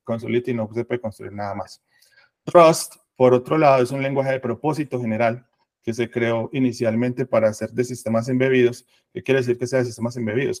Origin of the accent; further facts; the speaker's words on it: Medellín, Antioquia, Colombia; yo soy de acá de Medellín, eh, acá vivo y acá nací